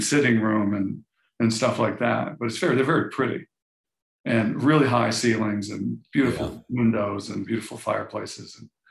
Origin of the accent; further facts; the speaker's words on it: Florida, United States; moved away; I grew up in Florida, so I've been through.